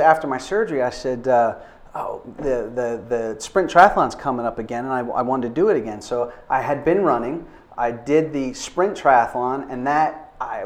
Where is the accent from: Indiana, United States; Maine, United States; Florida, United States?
Florida, United States; moved away; I grew up in Florida